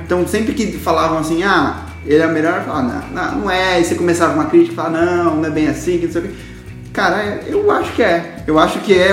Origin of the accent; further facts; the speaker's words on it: Guarulhos, São Paulo, Brazil; eu sou de Guarulhos